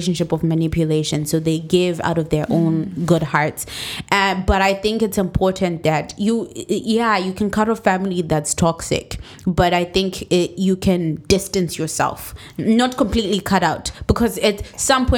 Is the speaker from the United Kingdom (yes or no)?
no; Zimbabwe; moved away; we're all from Zimbabwe.